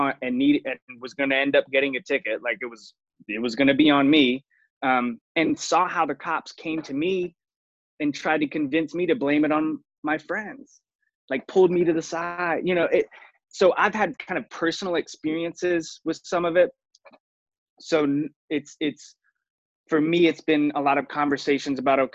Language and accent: English; Raleigh, North Carolina, United States; I grew up in Raleigh, North Carolina.